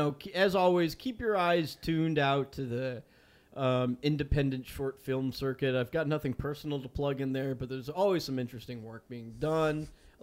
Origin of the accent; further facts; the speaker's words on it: Atlanta, Georgia, United States; I was born in Atlanta, Georgia on June 11th at night, sometime after 8 p.m. 1992. I am 30 years old.